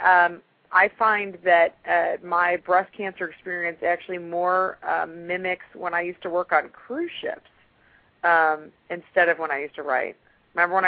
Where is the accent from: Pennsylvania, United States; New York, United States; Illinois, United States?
Illinois, United States; Chicago; now in Atlanta, United States; I'm originally from Chicago.